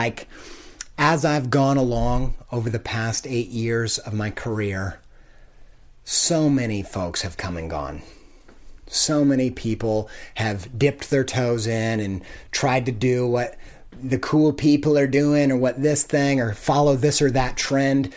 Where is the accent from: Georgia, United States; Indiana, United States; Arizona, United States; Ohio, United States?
Indiana, United States; I came from Indiana, from a town and a family that had no culture, no artistic interest, no knowledge of art